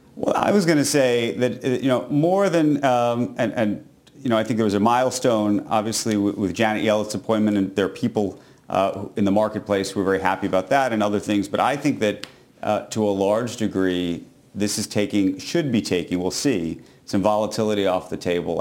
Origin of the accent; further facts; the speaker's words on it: New York City, New York, United States; as a New Yorker